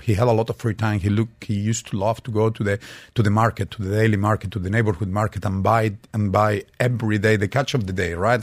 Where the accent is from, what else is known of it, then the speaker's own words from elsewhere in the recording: Madrid, Community of Madrid, Spain; moved away; I did grow up in Madrid, but I spent all my summers in the actually in the Levant coast of Spain and in Valencia